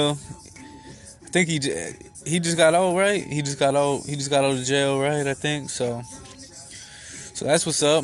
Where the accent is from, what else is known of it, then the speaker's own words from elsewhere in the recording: Kalamazoo, Michigan, United States; I'm from Kalamazoo, Michigan.